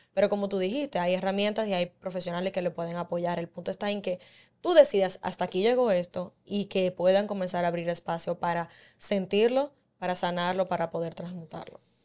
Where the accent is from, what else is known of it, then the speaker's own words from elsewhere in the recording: Dominican Republic; como dominicana